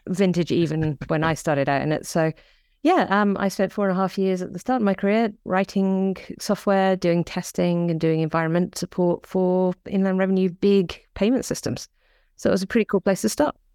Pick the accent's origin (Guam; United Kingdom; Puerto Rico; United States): United Kingdom; the Midlands, England; now in New Zealand; I come from a small town in the Midlands